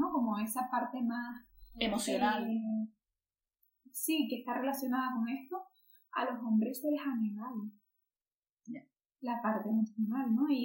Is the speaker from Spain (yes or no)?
yes; Spain; yo también soy eh, persona española